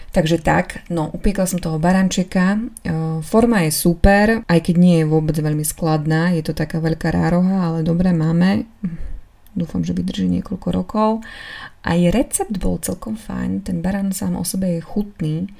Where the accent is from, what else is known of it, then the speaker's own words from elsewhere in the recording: eastern Slovakia, Slovakia; moved away; u nás na východe je taká tradícia